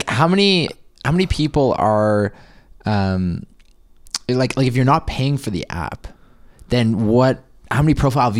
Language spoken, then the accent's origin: English; Toronto, Ontario, Canada; my hometown.